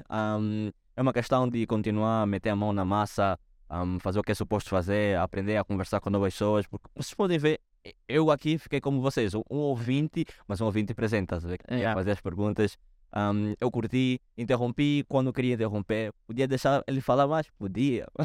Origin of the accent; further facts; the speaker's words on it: Angola; now in Portugal; como angolano, estar em Portugal me abriu muito a visão, me abriu o potencial.